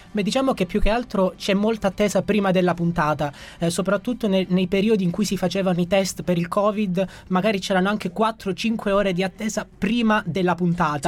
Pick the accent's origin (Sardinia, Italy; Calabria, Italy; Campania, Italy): Calabria, Italy; Gioia Tauro; moved away as an adult; now in Rome, Italy; sono originario di Gioia Tauro, in provincia di Reggio Calabria e vivo a Roma qui da quattro anni